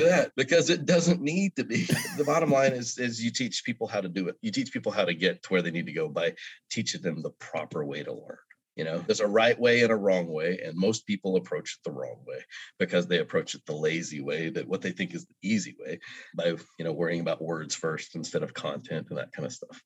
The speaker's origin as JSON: {"language": "English", "region": "Oklahoma", "country": "United States", "tie": "born or raised there", "moved": "yes", "lives_now": "Mississippi, United States", "said": "I grew up in Oklahoma"}